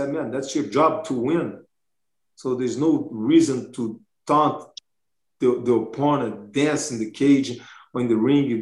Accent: Brazil; now in Pocatello, United States; I grew up in Brazil, and it's hard sometimes for the police to arrive

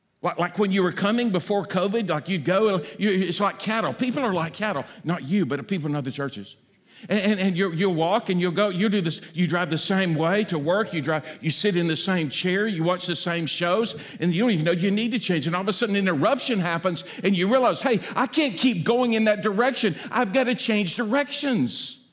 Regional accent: Alabama, United States; I'm from Alabama, and I get a lot of Alabama jokes

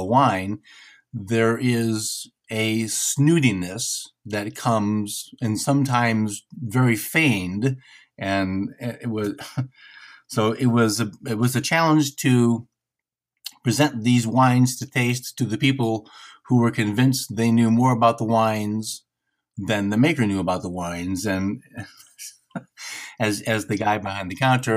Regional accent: Detroit, Michigan, United States; I'm from Detroit

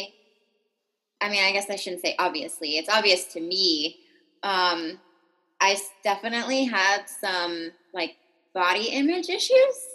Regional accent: California, United States; moved away as an adult; now in Portland, United States; from California. I lived there my whole life up until I moved out to Portland, Oregon.

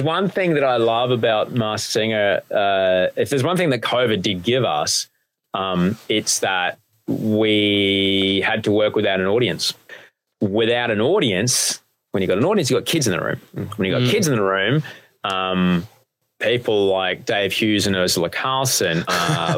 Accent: Brisbane, Queensland, Australia; I grew up in Brisbane

